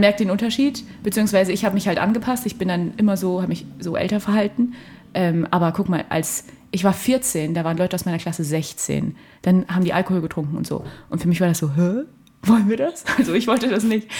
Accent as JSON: {"language": "German", "town": "Fulda", "region": "Hesse", "country": "Germany", "moved": "as an adult", "lives_now": "Halle, Germany", "said": "ich komme aus Fulda und da äh, fahre ich auch oft hin, um mit denen Zeit zu verbringen, mit meiner ganzen Familie"}